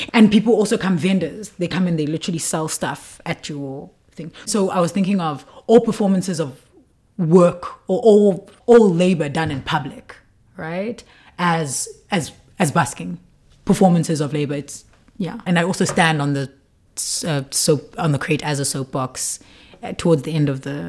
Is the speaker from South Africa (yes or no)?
yes; Qumbu, Eastern Cape, South Africa; I'm from Qumbu